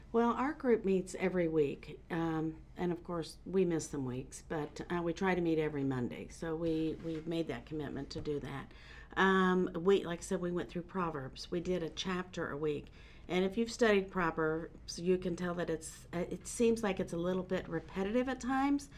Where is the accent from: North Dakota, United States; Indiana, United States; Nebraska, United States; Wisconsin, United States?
Indiana, United States; Muncie; moved away as an adult; now in North Carolina, United States; I am from Indiana. Have been in North Carolina since 2006